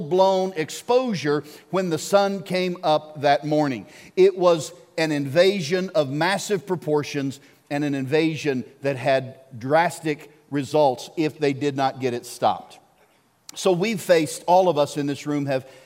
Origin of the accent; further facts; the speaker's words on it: Arkansas, United States; I grew up in Arkansas